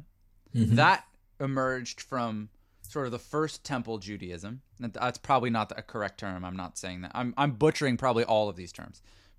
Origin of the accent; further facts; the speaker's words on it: Canada; I'm Canadian, it's a strange one. The gun thing in the US is very strange to me. But I also try to recognize that as a Canadian, there might be cultural things